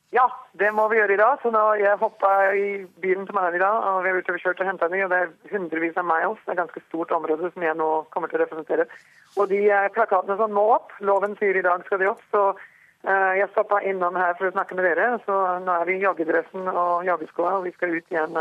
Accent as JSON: {"language": "Norwegian", "town": "Skien", "region": "Telemark", "country": "Norway", "tie": "born or raised there", "also_born_or_lived": "Rjukan, Norway", "moved": "as an adult", "lives_now": "North Dakota, United States", "said": "jeg var født eh, på Rjukan, eh, Telemark, ikke sant, og flytta til, til Skiens område som ungjente."}